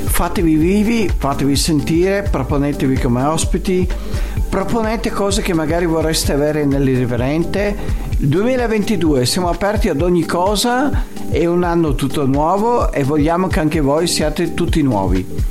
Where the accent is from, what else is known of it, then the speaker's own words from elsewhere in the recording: Venice, Veneto, Italy; io sono di Venezia